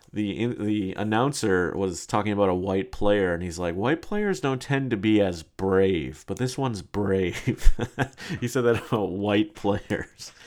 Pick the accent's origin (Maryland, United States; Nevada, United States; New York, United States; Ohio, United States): New York, United States; New York City; my right as a New Yorker